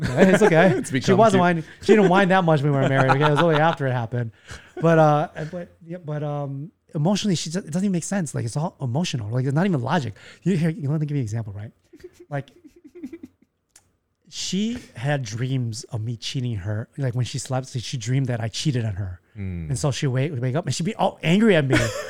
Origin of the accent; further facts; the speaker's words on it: Taiwan; Most people say when I'm from Taiwan, they're like, oh, we like Thai food.